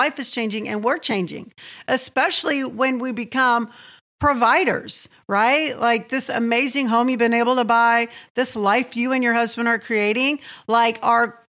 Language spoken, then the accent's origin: English; Santee, California, United States; I was born and raised in Santee.